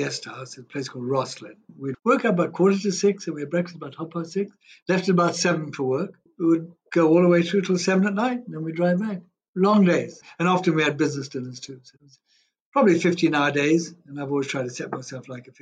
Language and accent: English; Kenya; also born or lived in Zambia; I'm a Kenyan, Zambian-born, but I was only there a week, but Kenyan-born, bred, schooled, educated, everything.